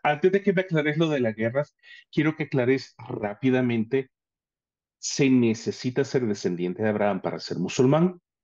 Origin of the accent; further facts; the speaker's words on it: El Salvador; Yo soy salvadoreño